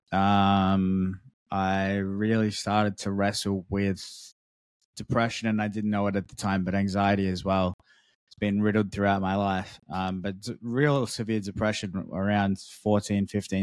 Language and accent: English; Melbourne, Victoria, Australia; moved away as an adult; now in Malaysia; I'm in Malaysia at the moment. I grew up in Melbourne for 25 years and then moved to Malaysia for the last year and a half